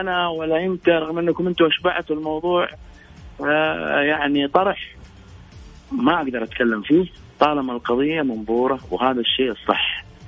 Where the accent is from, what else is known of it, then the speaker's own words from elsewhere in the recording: Saudi Arabia; كلنا كسعوديين